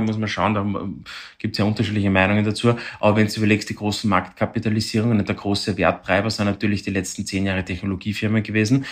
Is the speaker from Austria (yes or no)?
yes; Vienna, Austria; bei uns in Wien oder in Österreich